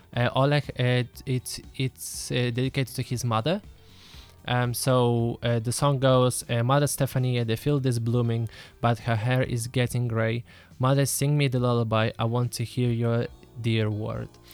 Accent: Lithuania; now in Israel; I grew up in Lithuania.

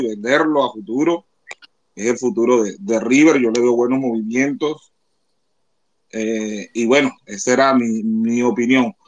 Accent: Colombia; yo siendo colombiano

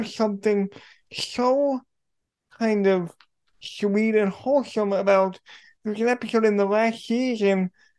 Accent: New York, United States; I'm from New York, not the city, but New York State, and we get a lot of snow

